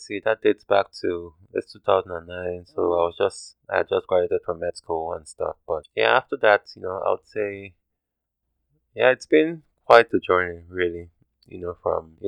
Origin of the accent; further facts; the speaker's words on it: Nigeria; now in United States; I'm probably Nigerian